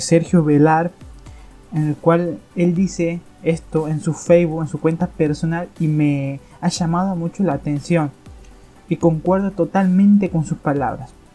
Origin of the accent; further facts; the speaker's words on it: Argentina; aquí en mi país se está dando en Argentina